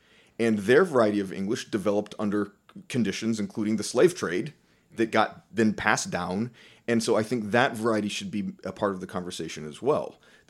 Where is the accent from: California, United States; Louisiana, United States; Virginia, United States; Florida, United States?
Florida, United States; what country are you from? Well, I'm from Florida, right?